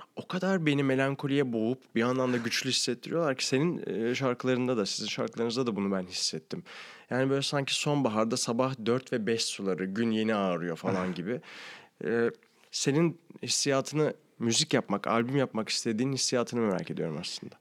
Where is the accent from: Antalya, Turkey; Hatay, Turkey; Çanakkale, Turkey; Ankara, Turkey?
Ankara, Turkey; now in Istanbul, Turkey; zaten Ankaralıyım